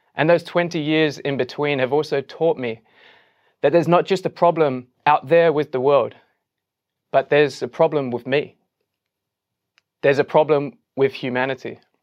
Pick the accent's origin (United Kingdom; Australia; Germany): United Kingdom; England; as an Englishman